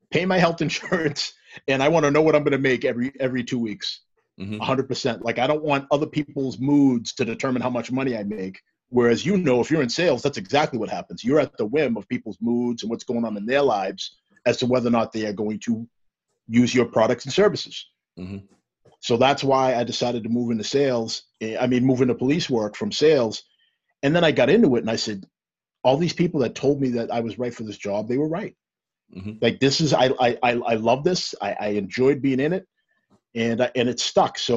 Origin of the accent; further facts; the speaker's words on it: Stoughton, United States; I am I'm black, mm-hmm. but I grew up in Stoughton, old Stoughton, that is no was nowhere near as diverse as where where we are now.